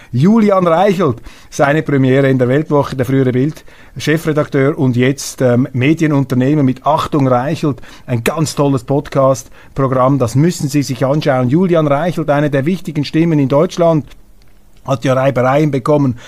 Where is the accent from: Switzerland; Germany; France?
Switzerland; als Schweizer